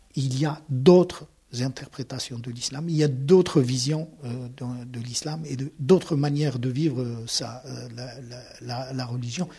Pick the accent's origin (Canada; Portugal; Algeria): Algeria; moved away as an adult; now in Toulouse, France; Je suis né en Algérie, j'ai grandi en Algérie, j'ai tout fait en Algérie